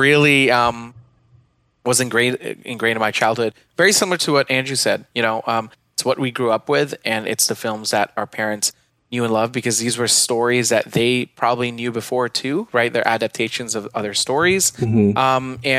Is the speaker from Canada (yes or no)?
no; Philippines; I grew up in the Philippines